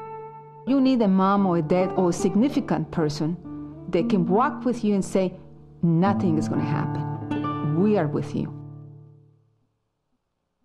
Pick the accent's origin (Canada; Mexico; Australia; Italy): Mexico; I was born in Mexico, a family of 10